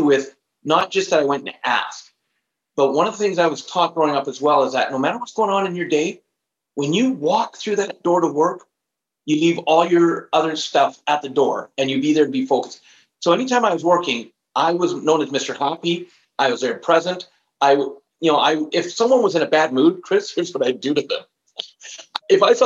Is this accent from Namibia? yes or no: no; Canada; also born or lived in Alberta; where I'm living right now in Alberta, I am Canadian